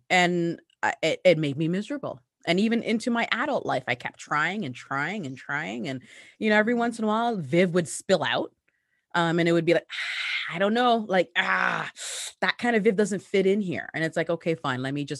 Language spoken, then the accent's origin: English; Hamilton, Ontario, Canada; also born or lived in Ghana; Well, I grew up in the Hamilton, Ontario. What up? I'm still here. Actually, no, I'm not still here. I left and then came back. But yeah, I came to Canada on my mother's back. I was born in Ghana, West Africa.